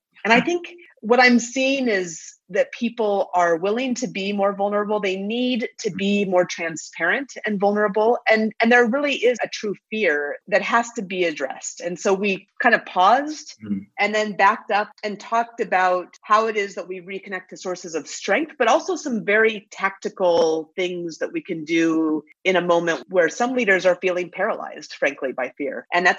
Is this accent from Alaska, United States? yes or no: yes; Alaska, United States; and I grew up in Alaska.